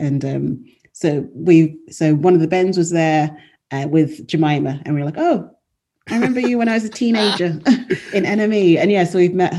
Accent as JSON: {"language": "English", "region": "England", "country": "United Kingdom"}